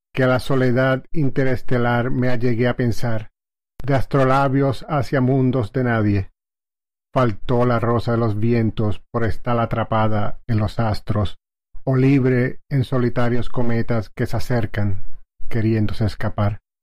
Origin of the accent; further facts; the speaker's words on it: Lajas, Puerto Rico; soy natural de Lajas, Puerto Rico